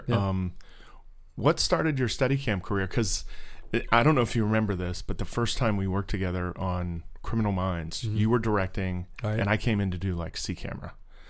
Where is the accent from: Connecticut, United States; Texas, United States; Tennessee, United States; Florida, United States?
Florida, United States; Sweetwater; moved away; grew up in Sweetwater.